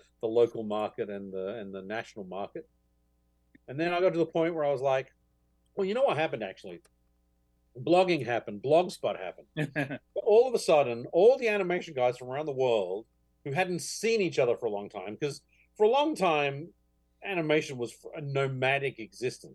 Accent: Australia; growing up in Australia during, you know, the 70s and 80s

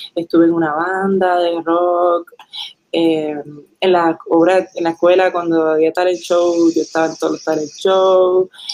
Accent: Puerto Rico; also born or lived in New Hampshire, United States / Caguas / Manatí / Ponce; now in San Juan, Puerto Rico; yo me crié en Puerto Rico, mis papás son puertorriqueños

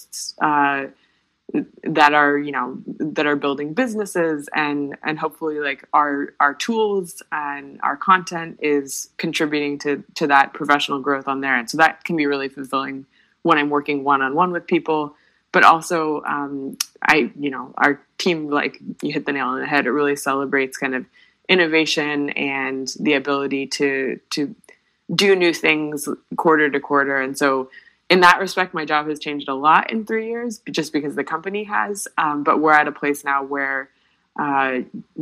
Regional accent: United States; as an American

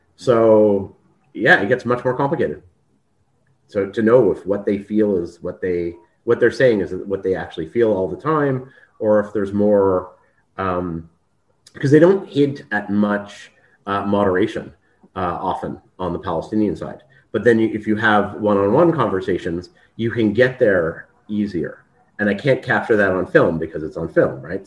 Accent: Canada; moved away as an adult; now in Israel; I'm Canadian

